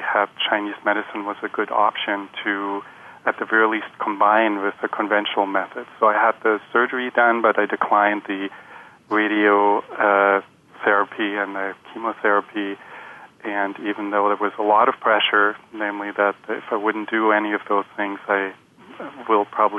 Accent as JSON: {"language": "English", "country": "Germany", "tie": "born or raised there", "also_born_or_lived": "Chicago", "moved": "as an adult", "said": "I was born in Germany into a family of German MDs"}